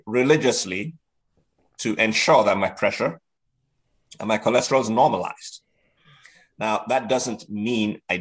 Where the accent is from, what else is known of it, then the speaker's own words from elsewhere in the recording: Nigeria; moved away; I was in boarding school in Nigeria, where I grew up